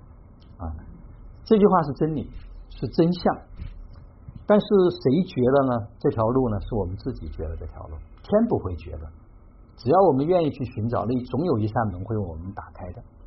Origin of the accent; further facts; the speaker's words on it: Xiangyang, Hubei, China; 我也是湖北人，我是我是对我是湖北襄阳人